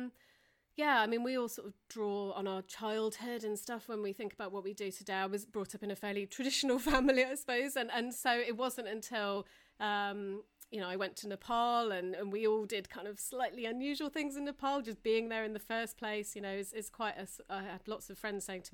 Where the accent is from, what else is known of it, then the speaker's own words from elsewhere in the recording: Taunton, South West England, United Kingdom; growing up in Taunton